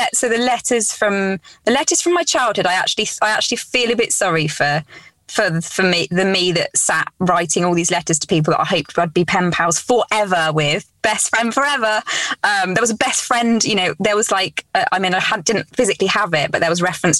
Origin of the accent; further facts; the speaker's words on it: Cornwall, South West England, United Kingdom; also born or lived in Essex; we moved from Essex to Cornwall when I was about five